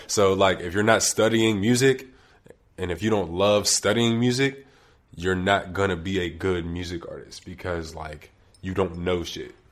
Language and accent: English; Wilkinsburg, Pennsylvania, United States; I'm from Wilkinsburg, which is a borough to the far east of Pittsburgh, right before you hit Monroeville